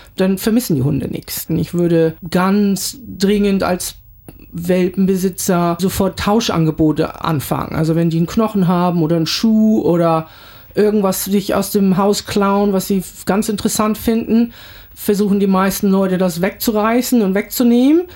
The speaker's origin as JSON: {"language": "German", "town": "Kiel", "region": "Schleswig-Holstein", "country": "Germany", "also_born_or_lived": "Yeppoon, Australia", "moved": "as an adult", "lives_now": "Brisbane, Australia", "said": "ich bin ursprünglich aus Kiel"}